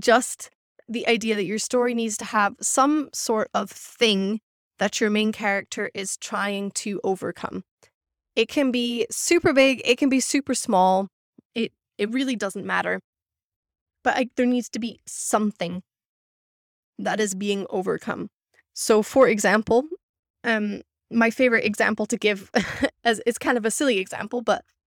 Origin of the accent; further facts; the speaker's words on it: Scotland, United Kingdom; moved away; I grew up in Scotland